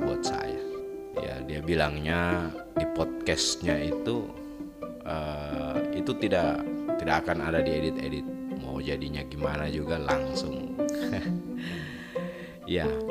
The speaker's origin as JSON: {"language": "Indonesian", "area": "Sigi Regency", "region": "Central Sulawesi", "country": "Indonesia", "said": "wilayah saya ini di Kabupaten Sigi uh, di Provinsi Sulawesi Tengah"}